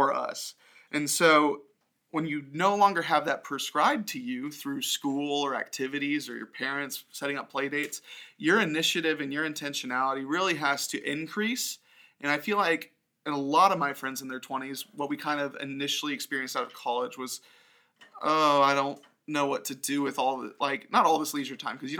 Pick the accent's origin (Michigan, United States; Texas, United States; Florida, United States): Florida, United States; Orlando; growing up in Orlando, yeah, like, I have community here